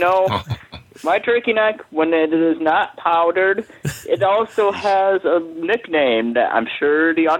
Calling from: Michigan, United States; I am stuck in blizzard-laden, frozen north of Michigan.

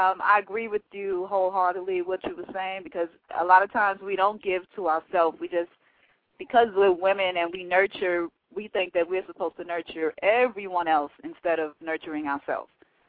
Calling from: Monroe, Georgia, United States; I'm calling from Monroe, Georgia.

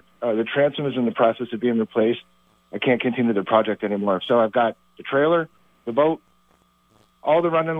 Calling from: Albert, Vermont, United States; Albert, Vermont.

